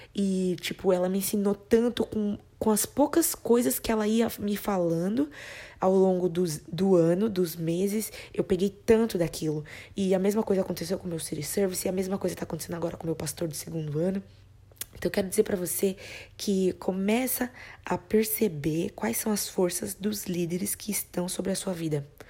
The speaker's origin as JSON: {"language": "Portuguese", "country": "Brazil", "moved": "yes"}